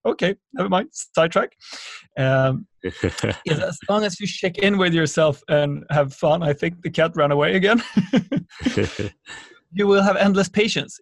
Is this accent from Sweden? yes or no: yes; Sweden; born or raised there